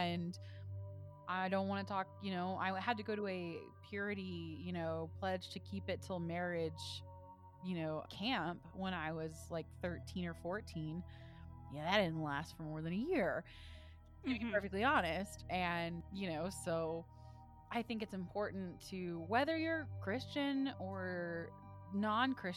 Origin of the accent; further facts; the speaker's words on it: the South, United States; I grew up in the South